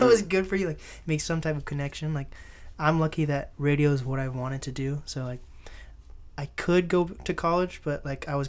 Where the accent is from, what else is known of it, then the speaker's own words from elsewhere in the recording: Seattle, Washington, United States; yes, of course I'm from Seattle uh, or like Seattle area. Like I say, I like to, I like to um, say everything Seattle, like Kent, Seattle, in my opinion, even though it's not.